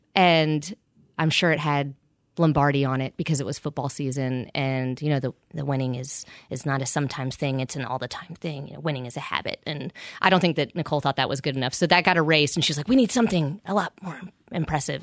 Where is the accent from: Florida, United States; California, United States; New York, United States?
Florida, United States; Pensacola; moved away; I grew up on the Redneck Riviera in Pensacola, Florida